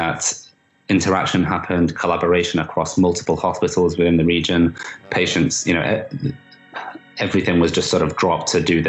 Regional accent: Manchester, North West England, United Kingdom; in Manchester, in my hometown.

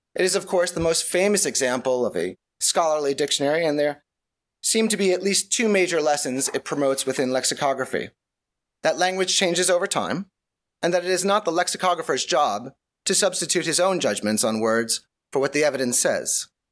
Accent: New York, United States; I am, I am from New York

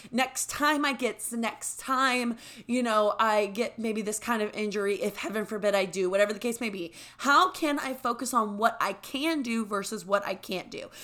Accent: the South, United States; we grew up in the South.

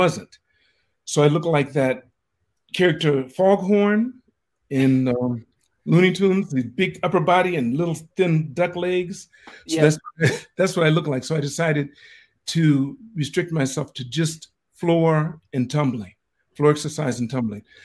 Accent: Los Angeles, California, United States; moved away as an adult; also born or lived in Puerto Rico; now in Tokyo, Japan; I grew up in Los Angeles, and the reason why I came to Japan is because I was drafted

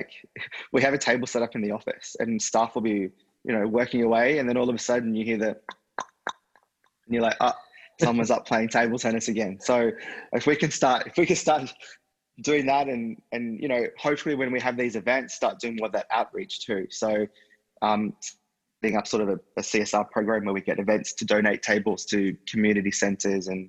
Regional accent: Australia; being an Aussie

